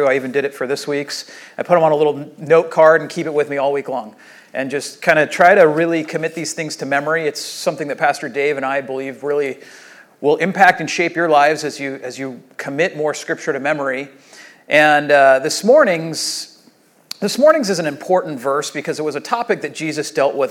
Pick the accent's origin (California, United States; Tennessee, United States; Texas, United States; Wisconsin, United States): California, United States; Rancho Santa Margarita; I grew up here in Rancho Santa Margarita